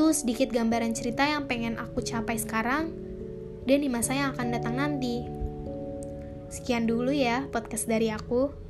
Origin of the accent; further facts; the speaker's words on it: Jakarta, Indonesia; Asal aku dari Jakarta.